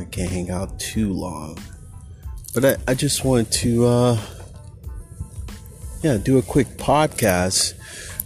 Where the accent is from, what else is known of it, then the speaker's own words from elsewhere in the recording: Berkeley, California, United States; Berkeley, my hometown